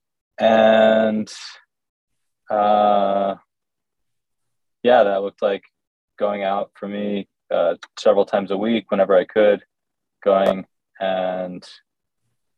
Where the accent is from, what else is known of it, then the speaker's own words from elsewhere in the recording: New Jersey, United States; moved away as an adult; also born or lived in Connecticut; now in Brooklyn, United States; I'm from New Jersey. Yeah. I was born in South Jersey and moved up to Connecticut for a while, and then moved down to North Jersey